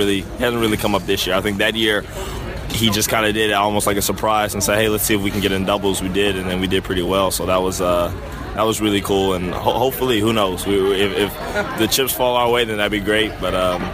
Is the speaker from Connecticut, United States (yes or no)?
no; Atlanta, Georgia, United States; growing up in Atlanta with tennis being such a prominent sport in the city